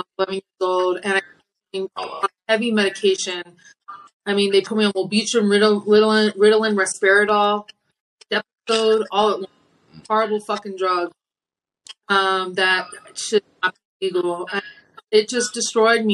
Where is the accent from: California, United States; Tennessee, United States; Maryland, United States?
Maryland, United States; I was born in Maryland